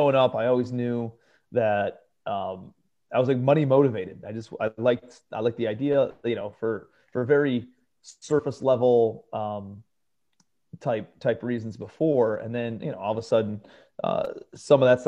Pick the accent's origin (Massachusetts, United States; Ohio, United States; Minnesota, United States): Ohio, United States; Cleveland; moved away as an adult; also born or lived in New York City; I'm from Cleveland, Ohio originally